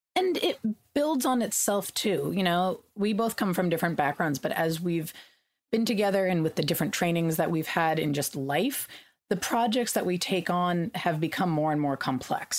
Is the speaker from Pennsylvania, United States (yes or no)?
no; California, United States; I grew up in California